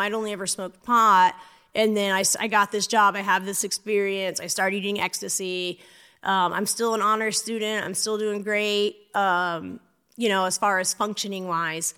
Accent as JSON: {"language": "English", "town": "St. Augustine", "region": "Florida", "country": "United States", "tie": "born or raised there", "also_born_or_lived": "Louisiana", "said": "I grew up in Saint Augustine, Florida"}